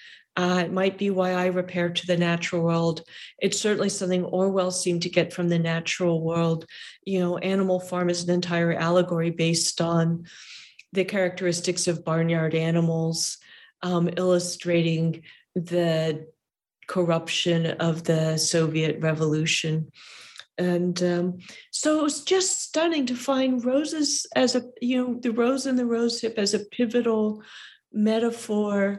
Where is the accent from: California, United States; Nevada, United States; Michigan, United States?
California, United States; I'm a Californian.